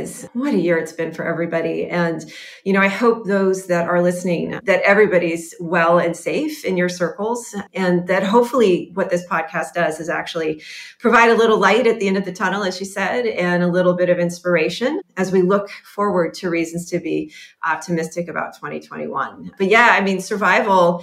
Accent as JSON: {"language": "English", "region": "Colorado", "country": "United States", "tie": "born or raised there", "said": "I grew up in Colorado"}